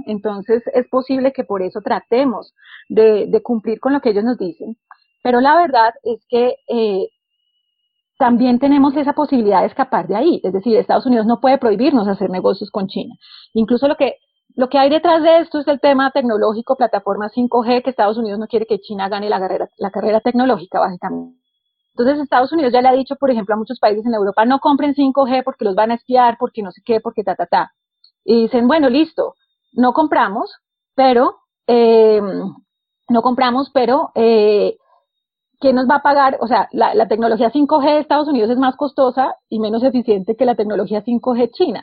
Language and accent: Spanish; Colombia